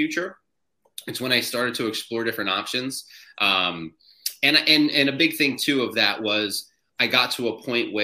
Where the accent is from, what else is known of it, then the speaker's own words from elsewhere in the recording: New Jersey, United States; I am from New Jersey. I live at the Jersey Shore, just like the MTV show that everyone knows about